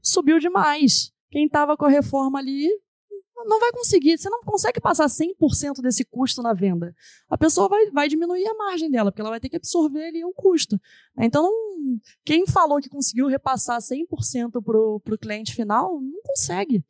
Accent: Rio de Janeiro, Brazil; moved away as an adult; now in São Paulo, Brazil; eu vivi a minha vida inteira no Rio

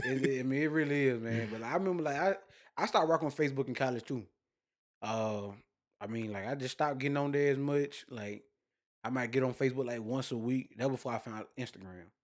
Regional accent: Douglas, Georgia, United States; I'm from Douglas, not Douglasville

